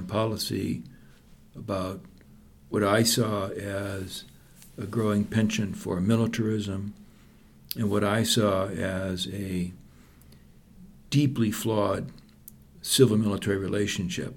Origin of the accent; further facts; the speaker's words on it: Midwest, United States; moved away as an adult; growing up in the Midwest in the 50s to the mid-60s